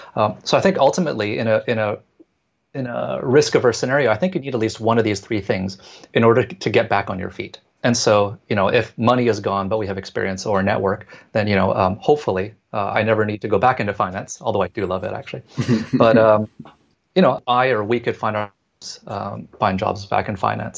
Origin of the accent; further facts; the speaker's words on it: Vancouver, British Columbia, Canada; moved away as an adult; now in Hong Kong; born and raised in Canada, in Vancouver